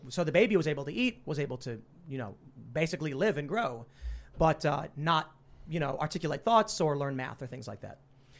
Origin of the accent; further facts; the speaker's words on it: Chicago, Illinois, United States; Inequality among marginalized races growing up in Chicago and experiencing it.